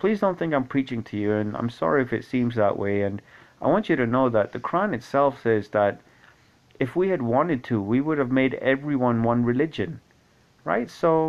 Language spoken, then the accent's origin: English; Scotland, United Kingdom; also born or lived in Kuwait; I grew up in Kuwait for 10 years. Prior to that, Scotland, obviously. Some of the formative years of my life were in Kuwait, and I learned Arabic there